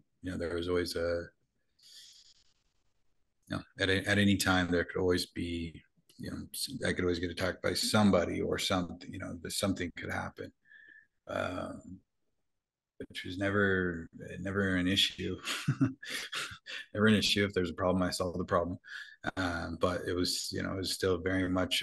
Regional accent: Utah, United States; I grew up in Utah

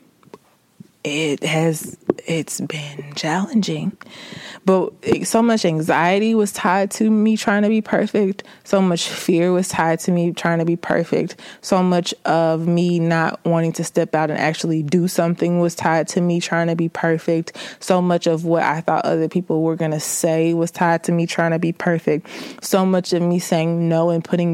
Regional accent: the South, United States; I'm from the South. I'm country as a mug.

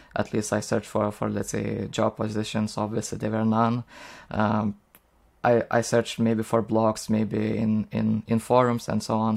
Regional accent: Lithuania; English is a second language; I'm from Lithuania

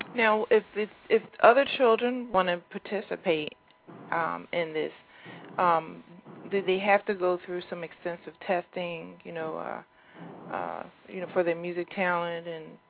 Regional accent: Philadelphia, Pennsylvania, United States; I was born and raised in Philadelphia myself

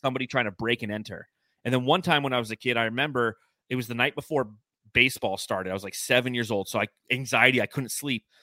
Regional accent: California, United States; When I was growing up in California, we had our house

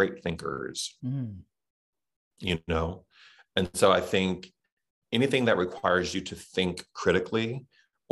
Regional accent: the South, United States; accent: Southern; That was my Southern accent

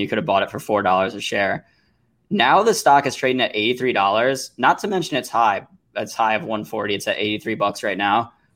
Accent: St. Louis, Missouri, United States; my hometown of Saint Louis, Missouri

